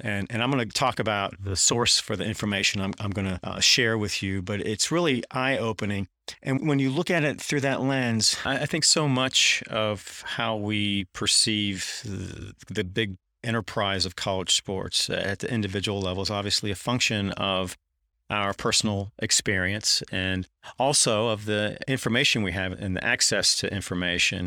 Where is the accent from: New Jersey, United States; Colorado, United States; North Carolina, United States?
North Carolina, United States; Durham; moved away; I grew up in Durham, North Carolina, which is one of the best stops along Tobacco Road